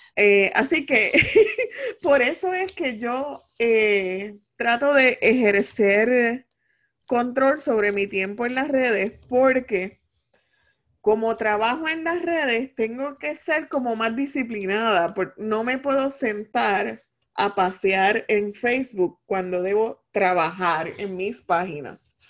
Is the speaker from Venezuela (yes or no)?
no; Puerto Rico; como todo boricua